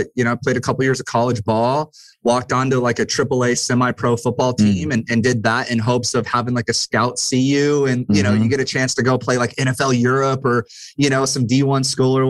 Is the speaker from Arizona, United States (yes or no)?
yes; Prescott, Arizona, United States; I grew up in Prescott, Arizona, but not Prescott official because we weren't that wealthy to be in Prescott. We were in Prescott Valley and couldn't even be there. So we were way out in the boonies in a town called Coyote Springs